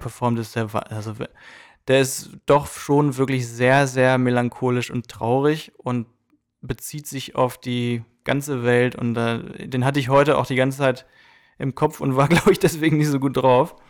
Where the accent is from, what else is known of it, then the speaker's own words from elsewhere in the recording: Germany; now in United States; ich bin Deutscher